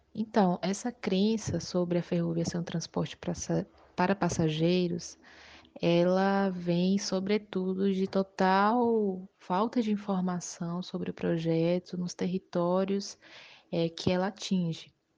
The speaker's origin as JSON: {"language": "Portuguese", "town": "Utinga", "region": "Bahia", "country": "Brazil", "said": "eu sou de Utinga, Bahia"}